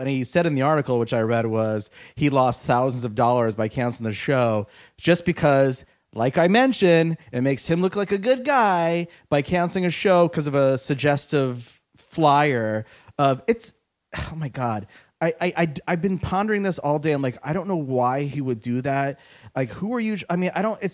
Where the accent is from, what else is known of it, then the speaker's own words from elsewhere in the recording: Seattle, Washington, United States; I'm from Seattle